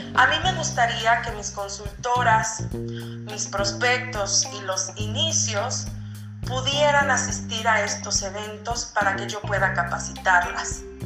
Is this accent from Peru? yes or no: yes; Peru; soy de Perú